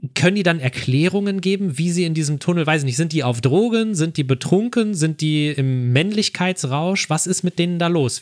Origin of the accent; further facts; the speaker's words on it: Ruhr area, North Rhine-Westphalia, Germany; ich komme ja auch nicht aus Bremerhaven, sondern ich komme aus dem Ruhrgebiet